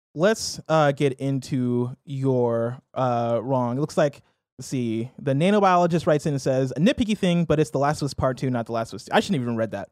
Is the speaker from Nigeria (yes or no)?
yes; Nigeria; I'm Nigerian